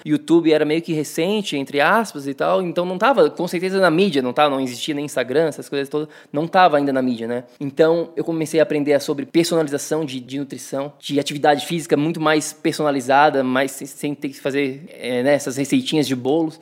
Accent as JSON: {"language": "Portuguese", "town": "Florianópolis", "region": "Santa Catarina", "country": "Brazil", "tie": "born or raised there", "also_born_or_lived": "São Paulo", "moved": "as an adult", "lives_now": "New York, United States", "said": "Cresci em Floripa"}